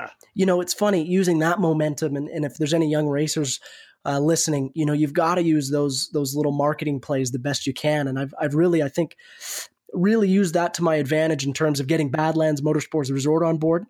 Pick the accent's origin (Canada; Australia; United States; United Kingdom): Canada; I was from Canada